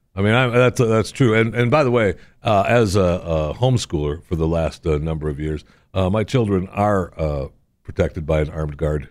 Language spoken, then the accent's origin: English; Michigan, United States; I grew up in Michigan